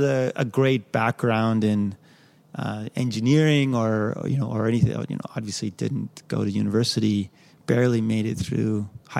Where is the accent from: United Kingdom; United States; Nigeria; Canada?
Canada; West Vancouver, British Columbia; I grew up in West Van.